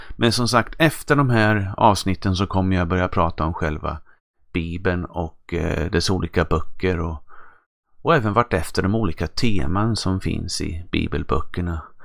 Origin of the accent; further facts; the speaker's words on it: Östergötland, Sweden; accent: östgötska; min östgötska